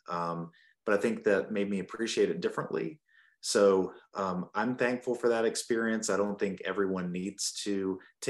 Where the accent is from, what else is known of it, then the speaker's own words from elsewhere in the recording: Burlington, North Carolina, United States; moved away as an adult; also born or lived in Charleston, South Carolina; now in Spartanburg, United States; I grew up in North Carolina in Burlington, where my dad was a primary care doctor there